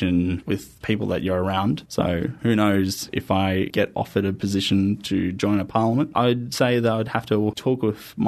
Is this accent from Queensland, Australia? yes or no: no; Campbelltown, New South Wales, Australia; I'm from Campbelltown.